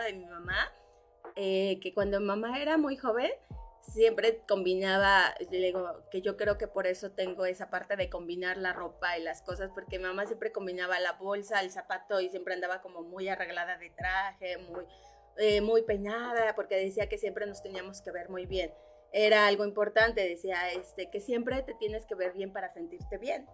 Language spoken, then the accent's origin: Spanish; Cuernavaca, Morelos, Mexico; also born or lived in Mexico City; yo soy de la Ciudad de México, nací en la Ciudad de México, a muy, temprana edad, muy chica, nos venimos para Cuernavaca